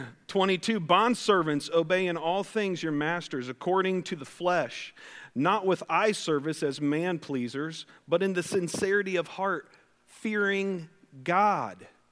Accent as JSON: {"language": "English", "town": "West Liberty", "region": "Ohio", "country": "United States", "tie": "born or raised there", "said": "I grew up in West Liberty, Ohio"}